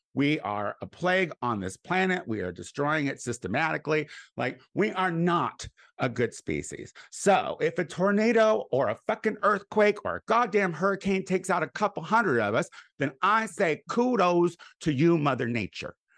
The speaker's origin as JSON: {"language": "English", "town": "Clinton", "country": "United States", "tie": "born or raised there", "moved": "yes", "said": "I'm going back to Clinton this week. That's why I'm gonna be back in my hometown."}